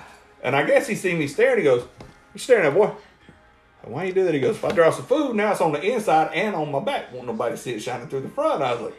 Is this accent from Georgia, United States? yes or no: yes; Chickamauga, Georgia, United States; I'm a kid from Chickamauga, Georgia.